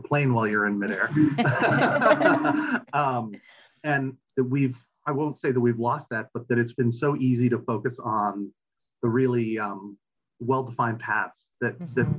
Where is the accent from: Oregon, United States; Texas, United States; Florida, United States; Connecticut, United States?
Connecticut, United States; Wilton; I grew up in Wilton here in Connecticut.